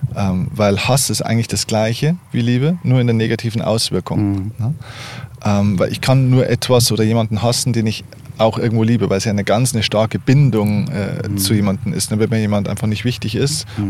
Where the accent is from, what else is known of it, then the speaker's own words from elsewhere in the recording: Lower Bavaria, Germany; ich bin in Deutschland, in Bayern geboren.